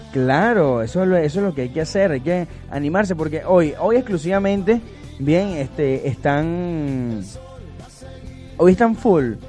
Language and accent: Spanish; Venezuela; como el buen venezolano que somos